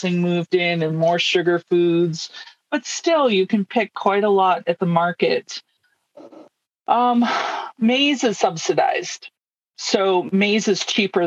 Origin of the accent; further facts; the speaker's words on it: United States; moved away as an adult; I grew up in the United States